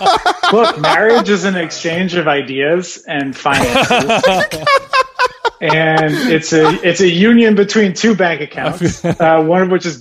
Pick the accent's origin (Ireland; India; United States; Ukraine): United States; Philadelphia, Pennsylvania; also born or lived in New York; now in Los Angeles, United States; I grew up in Philadelphia.